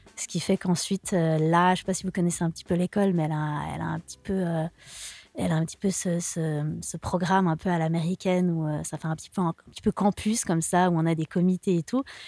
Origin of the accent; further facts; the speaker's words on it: Lausanne, Vaud, Switzerland; first language French; je suis de Lausanne